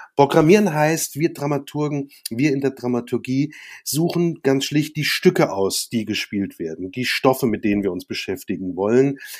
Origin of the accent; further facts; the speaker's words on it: Worms, Rhineland-Palatinate, Germany; also born or lived in Mainz / Mannheim; bin ja in Worms geboren und äh, habe da auch meine Schulzeit verbracht